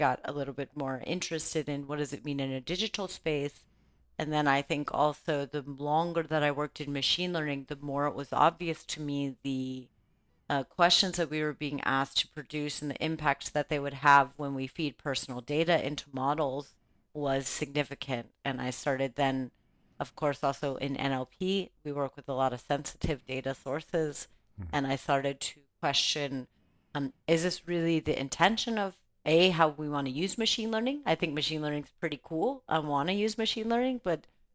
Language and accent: English; Los Angeles, California, United States; I grew up in Los Angeles, California, during a time of a lot of political change